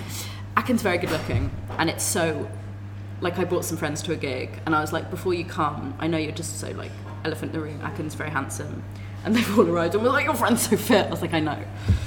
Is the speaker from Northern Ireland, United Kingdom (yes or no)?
no; London, United Kingdom; I grew up in Finchley.